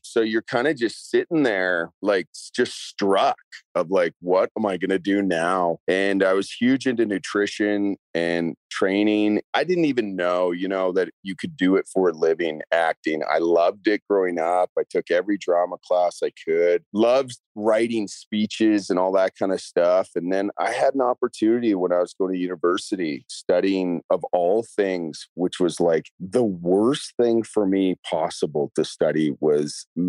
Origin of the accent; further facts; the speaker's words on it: Canada; accent: Canadian; I mean, my Canadian accent was beaten out of me for this show.